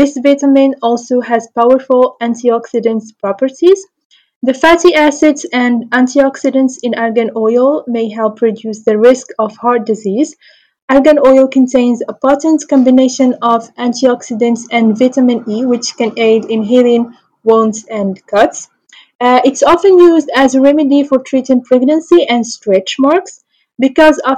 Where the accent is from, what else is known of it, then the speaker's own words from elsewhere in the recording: Morocco; I'm from Morocco